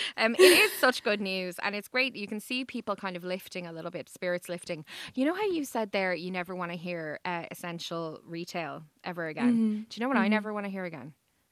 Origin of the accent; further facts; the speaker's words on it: Ireland; So I think we can all stomach, you know, a bit of weather. We're Irish after all.